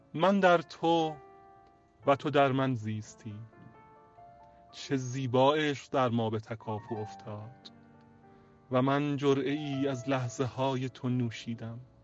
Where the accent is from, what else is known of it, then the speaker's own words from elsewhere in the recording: Tehran, Tehran Province, Iran; اهل تهرانم